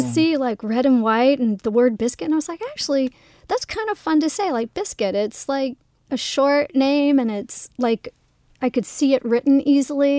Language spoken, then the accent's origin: English; South Carolina, United States; also born or lived in Los Angeles; now in Toronto, Canada; I'm from South Carolina. I was born and raised there.